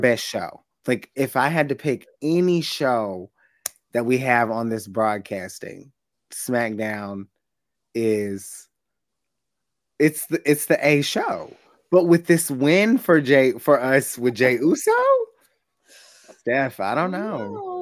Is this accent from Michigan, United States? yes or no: no; Nashville, Tennessee, United States; at the Nashville SC game holding it down in my hometown